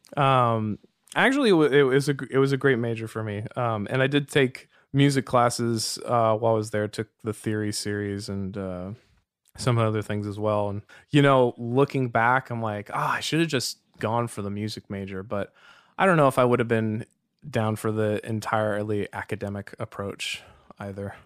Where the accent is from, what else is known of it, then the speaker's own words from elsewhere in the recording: Walnut Creek, California, United States; also born or lived in Berkeley, United States; now in Cotati, United States; I grew up in Walnut Creek